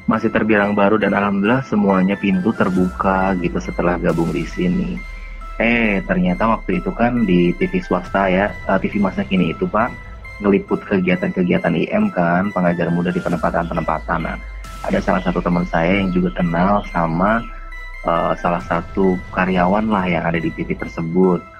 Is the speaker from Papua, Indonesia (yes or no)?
yes; Papua, Indonesia; saya mencoba untuk menerima keadaan yang ada di kampung halaman saya waktu itu di Papua